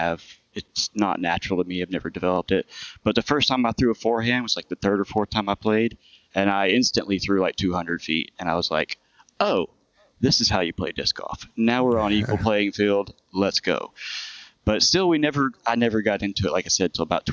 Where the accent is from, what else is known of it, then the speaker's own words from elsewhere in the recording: Fort Worth, Texas, United States; now in Corpus Christi, United States; I grew up in Fort Worth, Texas